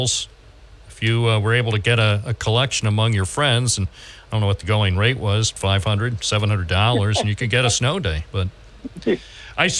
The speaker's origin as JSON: {"language": "English", "region": "New York", "country": "United States", "said": "I'm a New Yorker."}